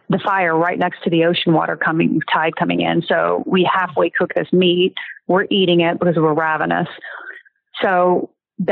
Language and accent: English; the South, United States; I'm from the South